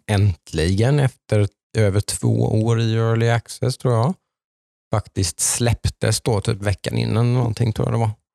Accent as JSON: {"language": "Swedish", "area": "Jönköping area", "region": "Jönköping County", "country": "Sweden", "said": "kommer vi från Jönköpingstrakten alla tre här"}